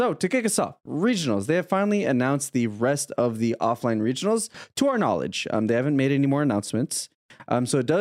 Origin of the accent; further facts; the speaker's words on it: Canada; I'm Canadian